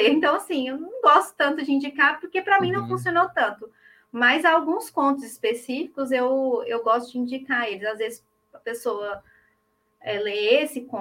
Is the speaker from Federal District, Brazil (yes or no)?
no; Uberaba, Minas Gerais, Brazil; cidade Uberaba, Minas.